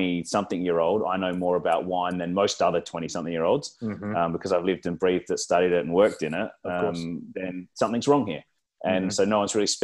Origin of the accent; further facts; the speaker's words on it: South Australia, Australia; now in Melbourne, Australia; I was born in South Australia